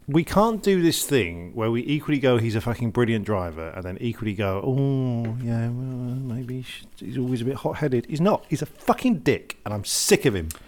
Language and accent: English; United Kingdom; I'm British.